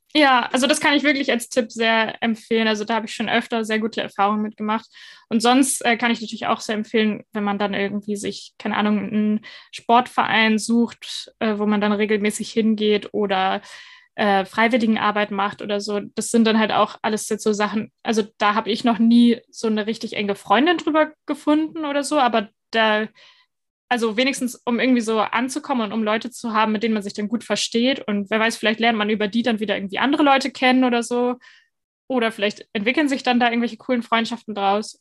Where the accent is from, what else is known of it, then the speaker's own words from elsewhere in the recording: Northern Germany, Germany; moved away as an adult; now in Denmark; ich komme ja aus Norddeutschland